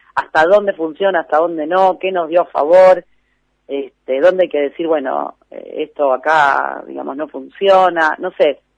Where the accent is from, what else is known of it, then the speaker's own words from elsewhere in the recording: Lomas del Mirador, Buenos Aires Province, Argentina; also born or lived in Flores, Buenos Aires; somos de Lomas del Mirador, un poco de Flores y un poco de Lomas del Mirador.